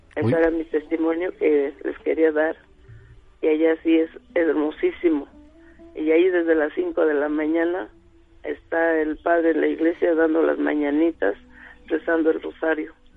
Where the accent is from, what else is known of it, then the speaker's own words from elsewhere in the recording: Palmarito Tochapan, Puebla, Mexico; moved away; Yo soy del Tehuacán y Orizaba pueblo de Palmarito, Tochapan